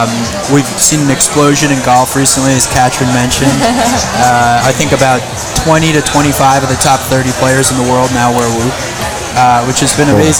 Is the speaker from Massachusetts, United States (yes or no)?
no; Long Island, New York, United States; moved away as an adult; now in Boston, United States; I grew up on Long Island.